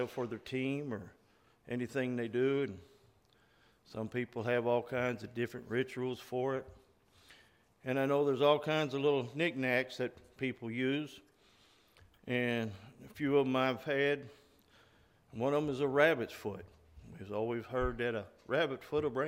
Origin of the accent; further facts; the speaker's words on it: Oklahoma, United States; growing up in Oklahoma